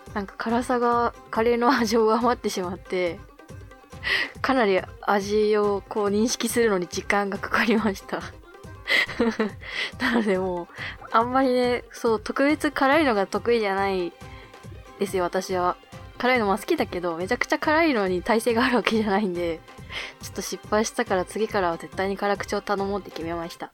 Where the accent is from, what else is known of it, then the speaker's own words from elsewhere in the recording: Hokkaido, Japan; moved away as an adult; now in Tokyo, Japan; 北海道の大自然の中で育った